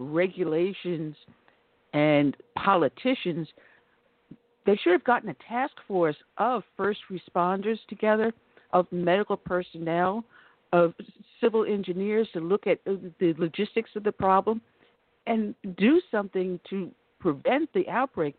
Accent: Long Island, New York, United States; moved away; I grew up on Long Island

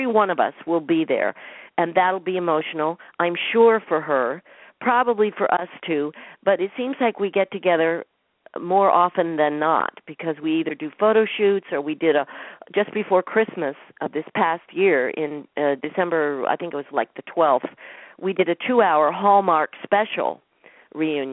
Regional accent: Boulder, Colorado, United States; also born or lived in New York City / West Nyack, New York / Denver; When I was 7, 8 years old, we moved to Denver while our house was being built in Boulder, Colorado

